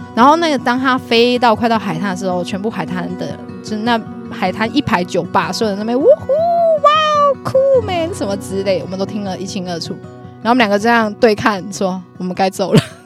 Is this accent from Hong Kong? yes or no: no; Chiayi, Taiwan; 我是嘉义人